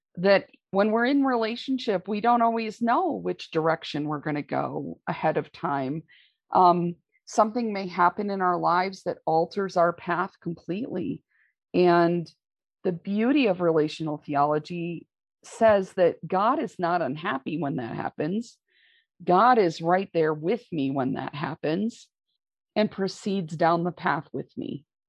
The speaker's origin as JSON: {"language": "English", "region": "Michigan", "country": "United States", "tie": "born or raised there", "said": "I grew up in Michigan in a very conservative"}